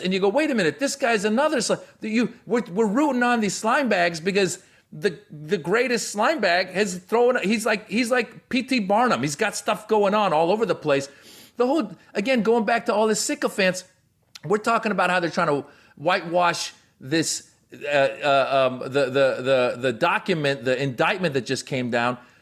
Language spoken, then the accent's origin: English; Iran; moved away; And so I was born in Iran, all right? I was in Iran before the Islamic Revolution happened